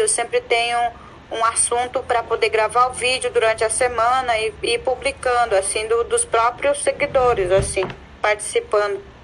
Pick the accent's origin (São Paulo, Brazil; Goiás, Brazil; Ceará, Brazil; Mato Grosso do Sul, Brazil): Mato Grosso do Sul, Brazil; Amambai; moved away as an adult; now in Dourados, Brazil; Eu sou de uma aldeia que se chama Guapuã, significa figueira, fica no município de Amambai. Atualmente eu moro na cidade de Dourados